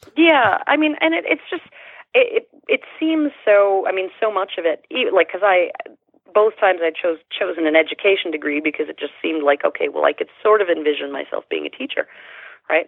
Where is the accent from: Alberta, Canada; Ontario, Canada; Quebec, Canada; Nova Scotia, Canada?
Alberta, Canada; Sherwood Park; I was born just outside of Edmonton, just east of Edmonton, and uh, it was a then small town of maybe smallish town of maybe uh, ten thousand people, called Sherwood Park.